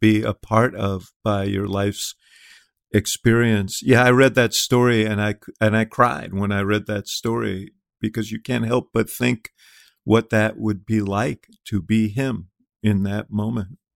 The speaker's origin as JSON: {"language": "English", "town": "Chicago", "region": "Illinois", "country": "United States", "tie": "born or raised there", "said": "my hometown of Chicago"}